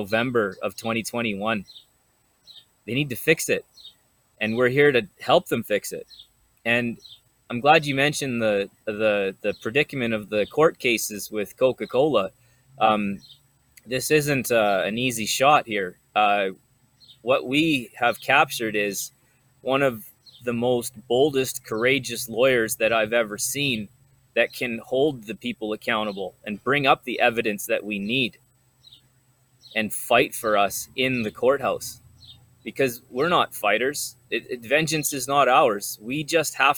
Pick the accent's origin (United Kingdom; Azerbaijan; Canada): Canada; my life as a Canadian citizen